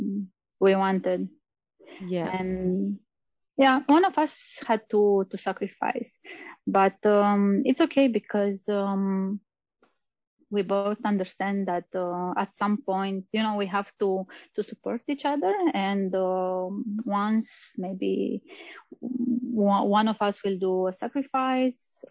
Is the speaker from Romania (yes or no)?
yes; Romania; moved away as an adult; also born or lived in Austria; I'm from Romania, same as you